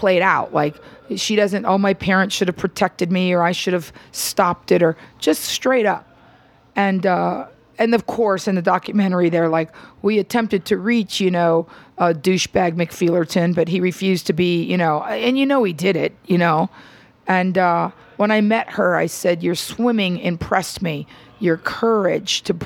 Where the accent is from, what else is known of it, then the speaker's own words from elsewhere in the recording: Miami, Florida, United States; now in Los Angeles, United States; growing up in Miami